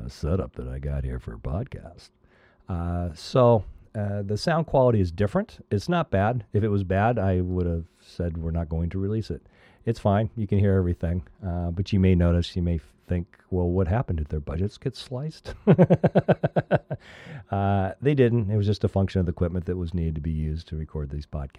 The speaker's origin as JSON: {"language": "English", "region": "Midwest", "country": "United States", "tie": "born or raised there", "moved": "yes", "lives_now": "Arizona, United States", "said": "I grew up in the Midwest"}